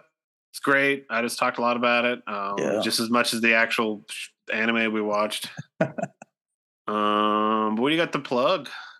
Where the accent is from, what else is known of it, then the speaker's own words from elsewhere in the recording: Midwest, United States; I mean, I'm from the Midwest, like we take sandwiches serious, and that's the thing.